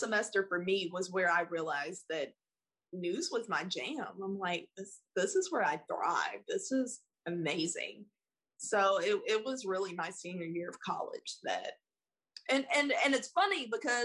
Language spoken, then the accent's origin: English; Spartanburg, South Carolina, United States; moved away as an adult; also born or lived in Columbia, South Carolina; now in Tallahassee, United States; Born and raised in South Carolina. I thrived and survived in Spartanburg.